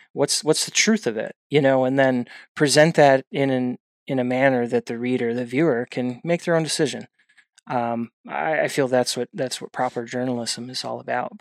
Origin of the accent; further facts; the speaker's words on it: outside of the Milwaukee, Wisconsin area, United States; moved away; I originally hail from outside of the Milwaukee, Wisconsin area